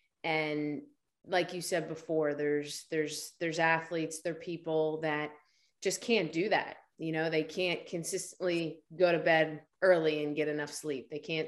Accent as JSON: {"language": "English", "region": "New Jersey", "country": "United States", "said": "I'm from New Jersey, South Jersey, just outside of Philadelphia, with a bit of a Rocky mentality going on, the underdog story."}